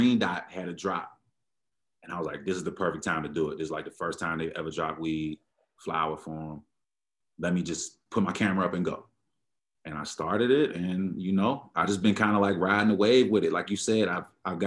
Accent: Prince George's County, Maryland, United States; moved away as an adult; also born or lived in Washington, D.C. / Pennsylvania; now in Denver, United States; I'm from born in DC, raised in Maryland, raised in DC a little bit too, but DMV area, you can call it that, PG County, Maryland.

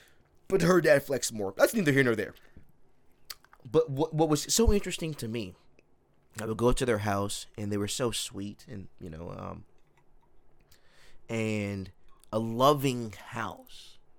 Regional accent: Chino, California, United States; Because I'm from Chino.

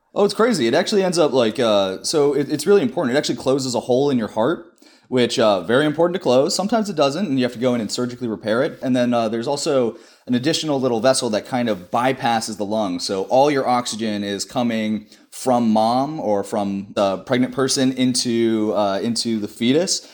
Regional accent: Denver, Colorado, United States; moved away as an adult; also born or lived in Saint Louis / Cambridge; I'm originally from Denver, Colorado, the Mile High City

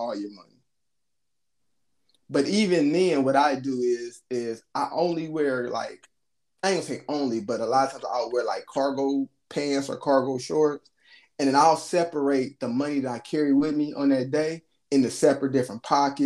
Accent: United States; I'm American

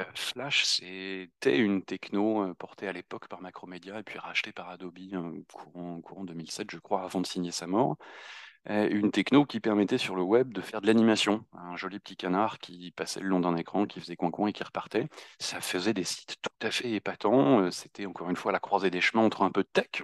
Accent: Normandy, France; moved away as an adult; now in Paris, France; je suis originaire de Normandie et je suis basé à Paris depuis deux

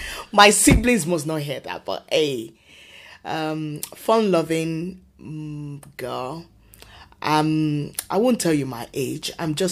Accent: Lagos, Nigeria; moved away; also born or lived in Sagamu, Nigeria / Langtang, Nigeria; like you've said. I was born in Nigeria, Lagos, Nigeria. A third child of six.

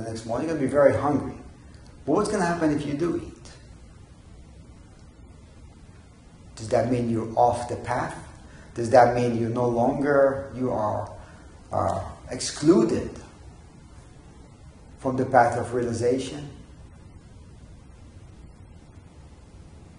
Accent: Israel; I remember growing up in Israel

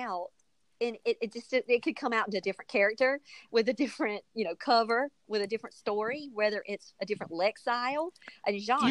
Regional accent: the South, United States; I'm from the South

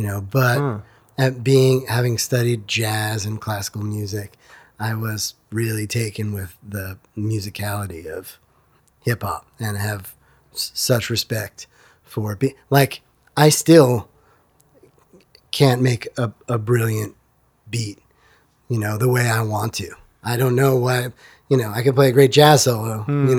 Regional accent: East Meadow, New York, United States; Long Island, New York, East Meadow, Long Island

